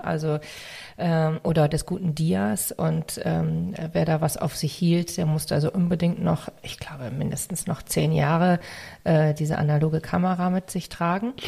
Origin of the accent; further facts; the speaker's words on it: Northern Germany, Germany; accent: northern German; also born or lived in Hamburg; ich habe wirklich so diesen norddeutschen Akzent da drin